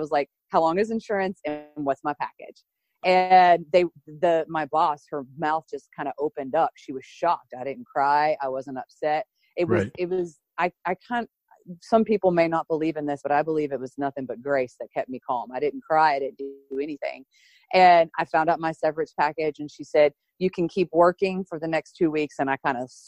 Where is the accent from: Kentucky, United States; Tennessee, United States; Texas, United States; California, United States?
Tennessee, United States; Chattanooga; also born or lived in Florida / suburbs of Philadelphia; My family moved us up from Florida to Tennessee when I was young, and I grew up here in Chattanooga, Tennessee